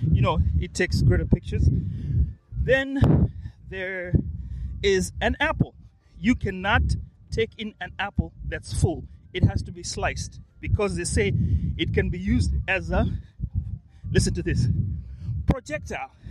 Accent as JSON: {"language": "English", "country": "Kenya", "said": "All right. I'm from Kenya."}